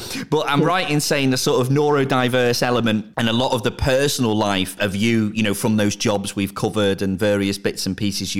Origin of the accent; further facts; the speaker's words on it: Southport, North West England, United Kingdom; my hometown, Dan, is Southport